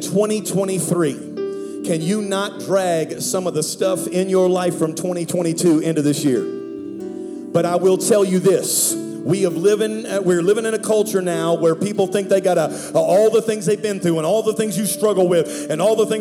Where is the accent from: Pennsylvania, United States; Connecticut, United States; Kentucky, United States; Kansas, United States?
Pennsylvania, United States; Pittsburgh; now in Dallas, United States; I'm from Pittsburgh, Pennsylvania. Now, I live in Dallas.